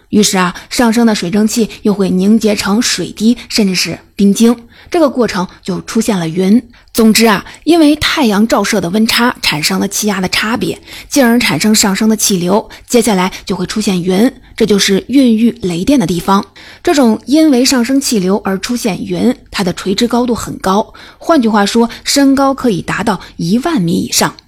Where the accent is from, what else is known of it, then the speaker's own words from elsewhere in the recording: China; 值得我们中国人骄傲